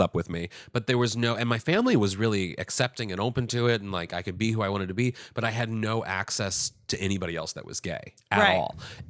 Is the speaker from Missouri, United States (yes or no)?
yes; Kirkwood, Missouri, United States; Missouri. Yeah, I graduated from my hometown.